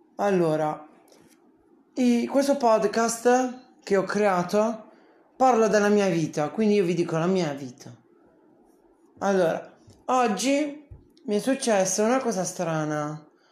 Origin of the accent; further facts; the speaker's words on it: Bari, Apulia, Italy; Sono di Bari